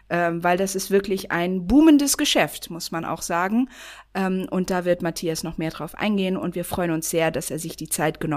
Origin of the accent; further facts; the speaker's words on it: Germany; Ich bin nicht okay, in Deutschland aufgewachsen.